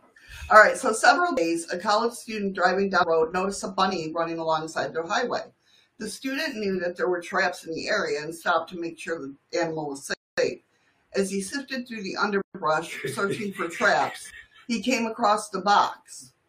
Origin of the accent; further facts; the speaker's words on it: Canada; I'm Canadian. We're always sorry.